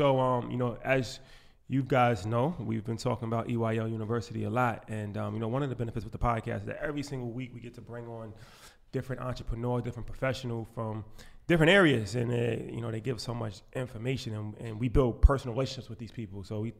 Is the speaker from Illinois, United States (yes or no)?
no; New York, United States; we come from New York, and especially me, you know, I have a career in finance